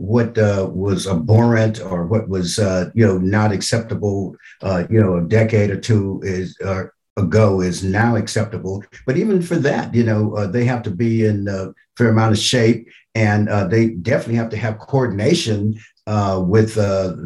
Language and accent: English; Oakland, California, United States; also born or lived in Little Rock, Arkansas; growing up in Oakland, I mean, Oakland is just a tremendous, tremendous city.